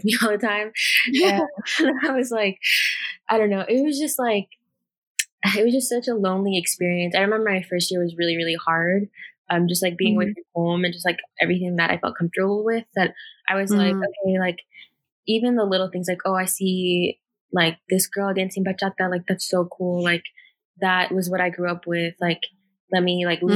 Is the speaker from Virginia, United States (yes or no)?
yes; Virginia, United States; I went back to Virginia